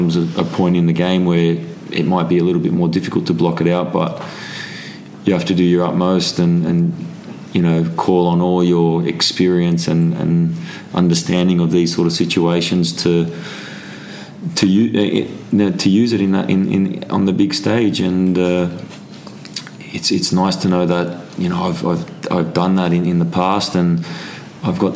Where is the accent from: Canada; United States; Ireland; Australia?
Australia; Sydney, New South Wales; moved away as an adult; now in England; Sydney, my hometown